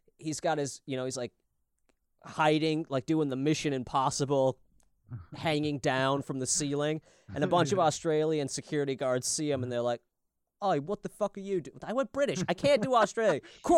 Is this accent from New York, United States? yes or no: no; Minnesota, United States; I'm from way down south in Minnesota.